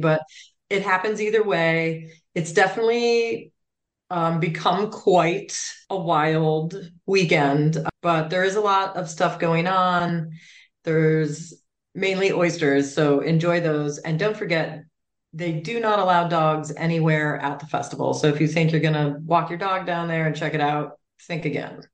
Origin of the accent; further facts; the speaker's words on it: Cape Cod, Massachusetts, United States; I am from Cape Cod